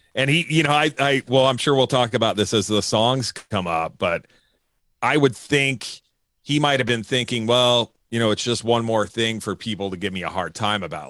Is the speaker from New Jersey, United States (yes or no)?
yes; New Jersey, United States; now in California, United States; I'm from New Jersey